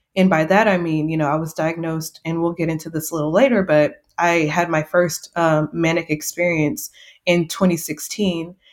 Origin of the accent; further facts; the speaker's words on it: Seguin, Texas, United States; now in San Antonio, United States; I am from Texas, a small town called Seguin, which is not far from San Antonio, which is where I'm currently living